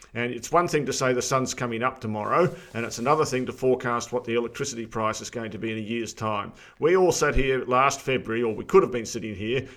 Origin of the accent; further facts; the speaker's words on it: Armidale, New South Wales, Australia; moved away; My old home area, uh, New England. I grew up in Armidale